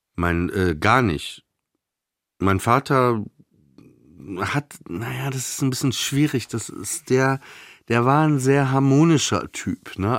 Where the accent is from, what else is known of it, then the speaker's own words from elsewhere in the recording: Papenburg, Lower Saxony, Germany; now in Berlin, Germany; ich bin ja in Papenburg im Emsland aufgewachsen, also tiefste Provinz